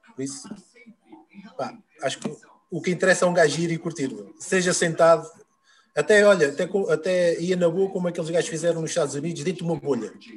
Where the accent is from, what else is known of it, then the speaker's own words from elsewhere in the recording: Peniche, Centro, Portugal; na minha terra, em Peniche